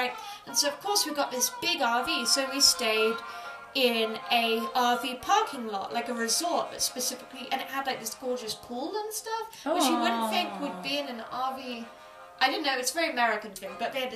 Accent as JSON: {"language": "English", "country": "United Kingdom", "said": "being British"}